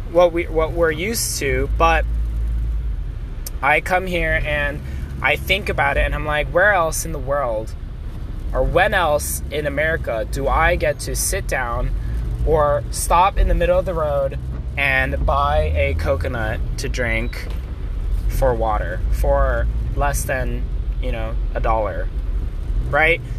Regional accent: China; I grew up in China, but I'm a US citizen and I'm Korean. And it makes it hard for me to say where I'm from.

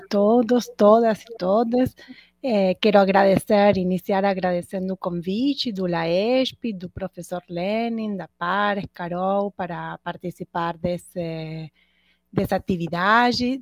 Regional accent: Argentina; moved away as an adult; now in Rio de Janeiro, Brazil; a Argentina, de onde eu sou, né, e onde me formei inicialmente

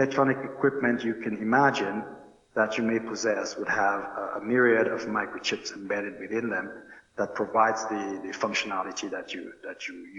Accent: Roseau, Dominica; moved away as an adult; I hail from Roseau. I grew up there

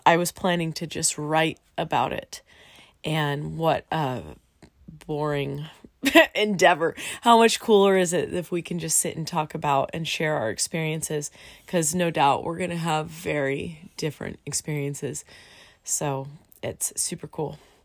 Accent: Southern California, United States; we're both from Southern California and we live in a little town called Menifee

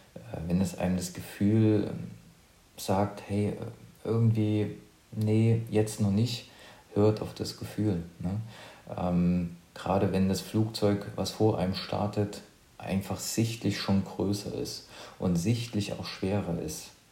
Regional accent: near Leipzig, eastern Germany, Saxony, Germany; Ich bin ähm, aus dem Osten, also ich komme aus der Nähe von Leipzig

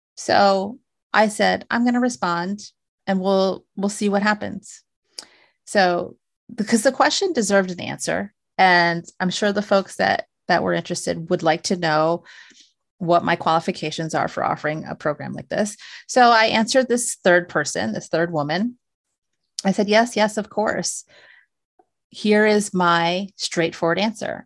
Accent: United States; I was born here in the States

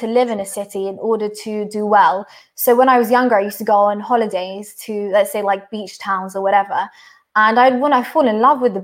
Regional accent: London, United Kingdom; I'm from London

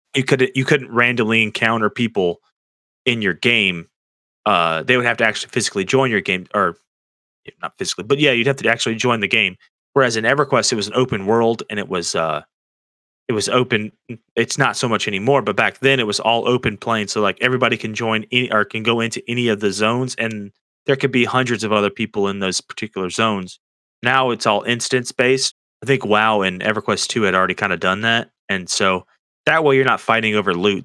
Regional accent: Florida, United States; I grew up in in Florida

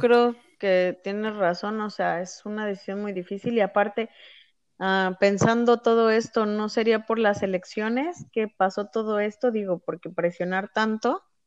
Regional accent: Mexico; nosotros que somos de México

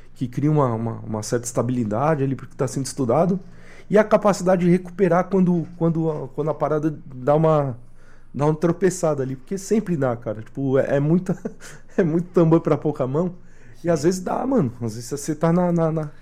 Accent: Brazil; enquanto brasileiras, brasileiros

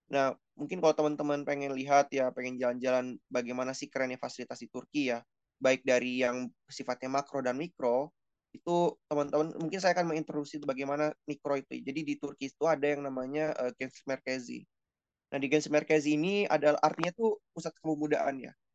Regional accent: South Jakarta, Jakarta, Indonesia; Ya saya sebagai orang Jakarta Selatan ya yang dulu sering makan di warteg

